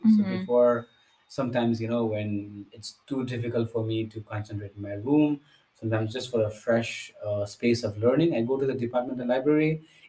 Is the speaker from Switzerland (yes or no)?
no; Nepal; moved away as an adult; now in Stuttgart, Germany; I come from Nepal